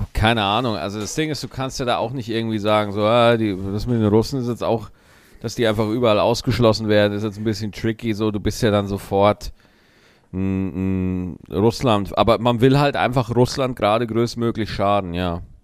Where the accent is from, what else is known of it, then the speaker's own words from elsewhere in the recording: Germany; wir Deutschen